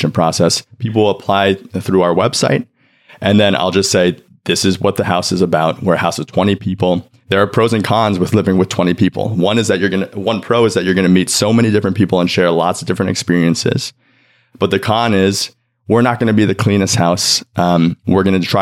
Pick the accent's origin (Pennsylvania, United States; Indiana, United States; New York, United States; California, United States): New York, United States; New York City; also born or lived in China; I was adopted from China by two dads. I grew up here in New York City.